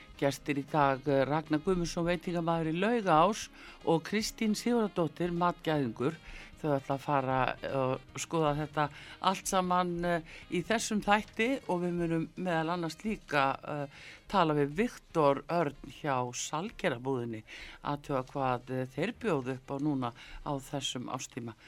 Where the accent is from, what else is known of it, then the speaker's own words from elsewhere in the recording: Iceland; við Íslendingar